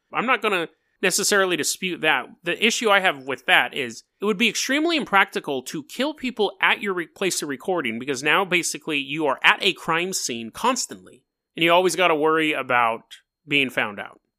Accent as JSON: {"language": "English", "town": "Sacramento", "region": "California", "country": "United States", "said": "I'm from Sacramento"}